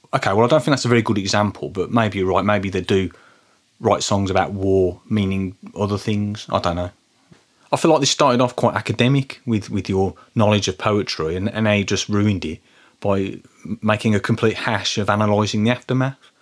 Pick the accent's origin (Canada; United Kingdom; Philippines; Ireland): United Kingdom; Birmingham, West Midlands; in the nineteen eighties and nineteen nineties, growing up in Birmingham.